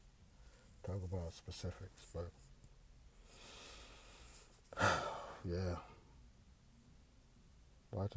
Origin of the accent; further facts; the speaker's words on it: Houston, Texas, United States; moved away; I grew up in Houston's historic Fifth Ward